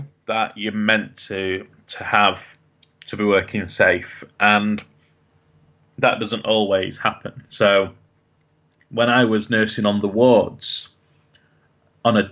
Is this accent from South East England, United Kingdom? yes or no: no; Sheffield, Yorkshire and the Humber, United Kingdom; I'm from Sheffield, which is one of the biggest cities, and I worked in the biggest hospital in that city